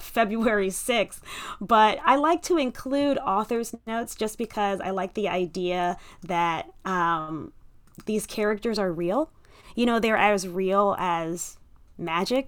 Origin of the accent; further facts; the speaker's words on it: Detroit, Michigan, United States; I grew up in Detroit